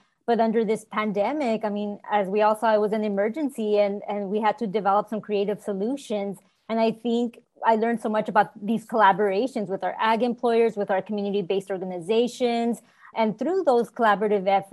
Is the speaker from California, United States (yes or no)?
yes; Selma, California, United States; I was born and raised in Salma, California, and it's a small rural town here in Fresno County.